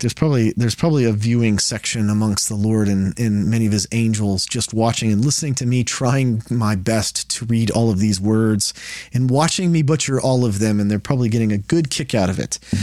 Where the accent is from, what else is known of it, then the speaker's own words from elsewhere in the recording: Texas, United States; I'm from Texas